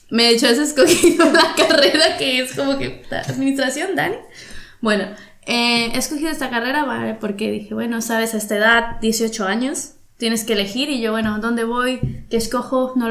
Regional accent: Veracruz, Mexico; also born or lived in Monterrey; now in Barcelona, Spain; yo soy de Veracruz, me fui a Monterrey por eso del 2008

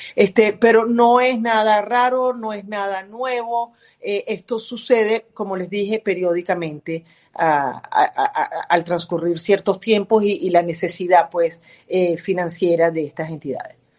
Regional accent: Venezuela; now in United States; somos todos venezolanos

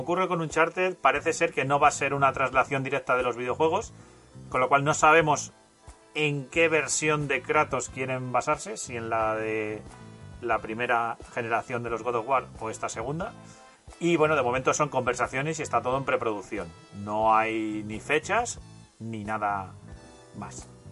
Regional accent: Castilla-La Mancha, Spain; yo soy de La Mancha y en La Mancha se dice Halo

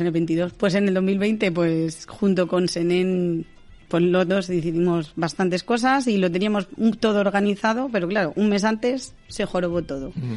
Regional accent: Navalacruz, Castile and León, Spain; De Navalacruz

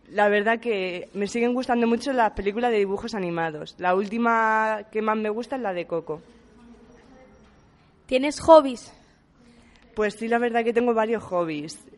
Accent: Puertollano, Castilla-La Mancha, Spain; Pues nací en Puerto Llano y vivo en Puerto Llano, así que de aquí no me he movido.

